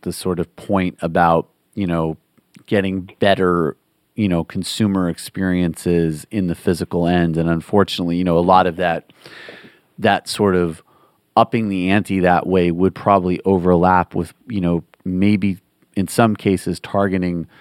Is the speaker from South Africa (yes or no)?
no; Western Massachusetts, United States; where I grew up in Western Massachusetts